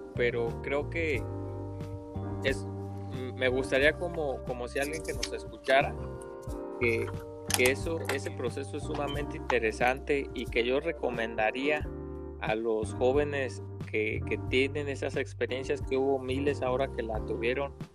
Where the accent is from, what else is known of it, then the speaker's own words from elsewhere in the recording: Uruapan, Michoacán, Mexico; soy igual de Uruapa, Michoacán, eh, tierra verde de esperanza y guacamole